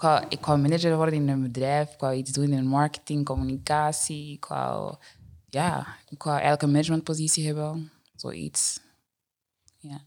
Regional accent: Deurne, Flanders, Belgium; ik ben er eigenlijk gewoon opgegroeid in Deurne altijd

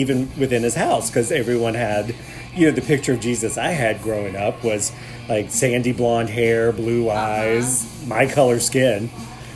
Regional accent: North Charleston, South Carolina, United States; also born or lived in Washington, D.C. area; when we moved back to Charleston, I grew up in North Charleston

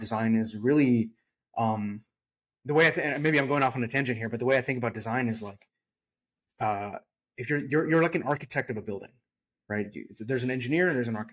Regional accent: San Francisco Bay Area, California, United States; now in Austin, United States; I'm from the San Francisco Bay Area.

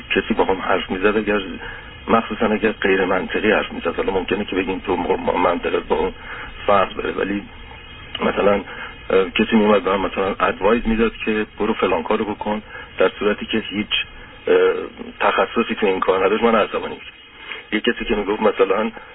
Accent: Tehran, Tehran Province, Iran; moved away; also born or lived in England; من متولد تهرانم و تحصیل کرده انگلیسم

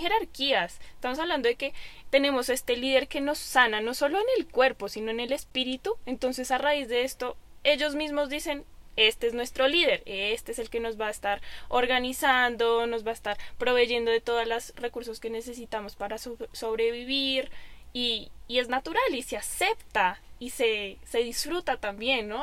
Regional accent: Colombia; Juan y yo que somos de Colombia

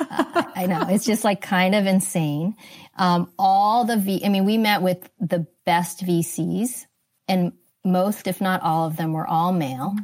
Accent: East Coast, United States; moved away as an adult; also born or lived in Singapore; now in California, United States; I grew up on the East Coast

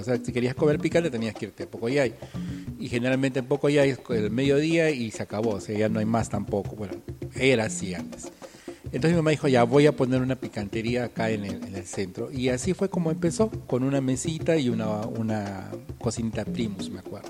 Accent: Tacna, Peru; nuestra cultura y todas las cosas de aquí de Tacna

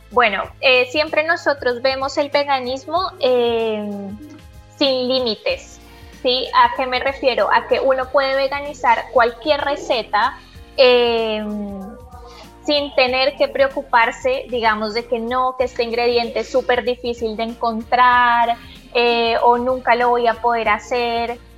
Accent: Colombia; bueno, en mi caso yo soy de Colombia, también hacemos preparaciones colombianas en versión vegana

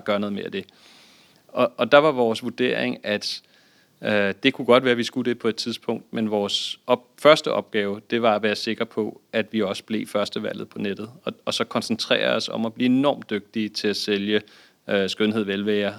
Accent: Denmark; som danskere

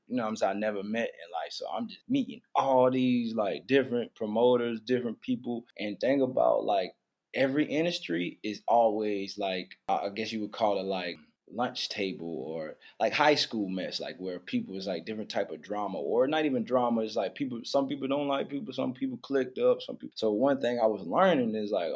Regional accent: Wilmington, North Carolina, United States; also born or lived in Charlotte, North Carolina; I'm from Wilmington. It's like the water, the beach, port city

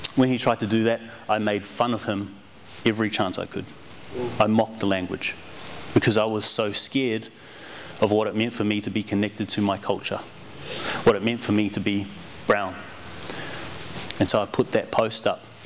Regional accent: New Zealand; growing up in New Zealand and not being a country Maori, Indigenous Kiwi, not being from the country, being from the city

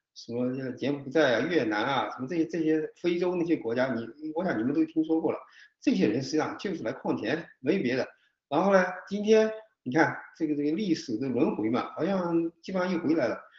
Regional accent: China; 我们中国人

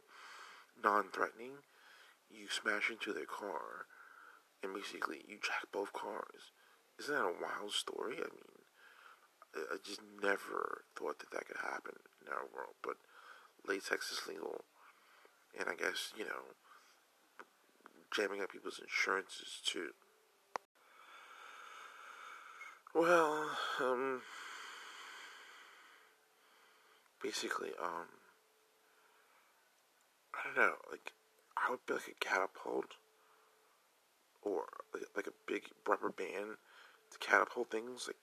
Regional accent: Newark, New Jersey, United States; I'm from Newark

